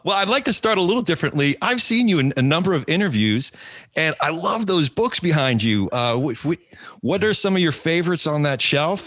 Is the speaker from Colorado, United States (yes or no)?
no; New Jersey, United States; New Jersey Second District, my home state